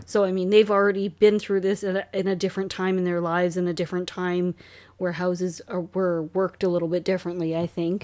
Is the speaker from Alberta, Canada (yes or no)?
no; Hamilton, Ontario, Canada; now in Cayuga, Canada; we are both from Hamilton